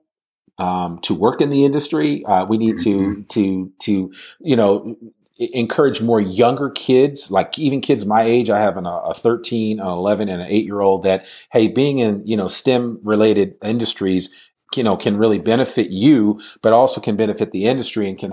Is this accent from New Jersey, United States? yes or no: yes; Teaneck, New Jersey, United States; I'm from Teaneck, New Jersey